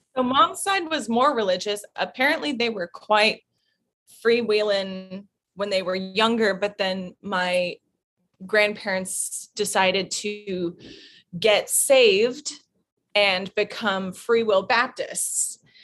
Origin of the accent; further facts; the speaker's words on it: Fayetteville, Arkansas, United States; moved away; I was born in Arkansas